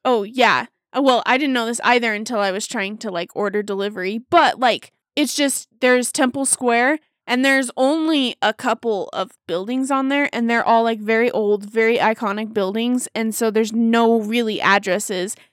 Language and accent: English; Davis County, Utah, United States; I grew up in Davis County, too.